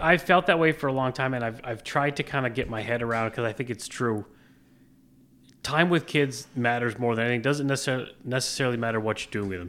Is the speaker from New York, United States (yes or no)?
yes; Plattsburgh, New York, United States; also born or lived in Providence, Rhode Island / Newport, Rhode Island / Albany, New York / Manhattan, New York; born and raised in Plattsburgh